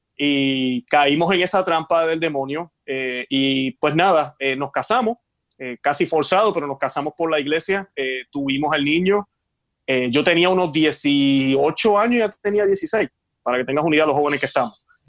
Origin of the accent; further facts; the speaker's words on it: Puerto Rico; moved away as an adult; now in Florida, United States; soy puertorriqueño. Nací en Puerto Rico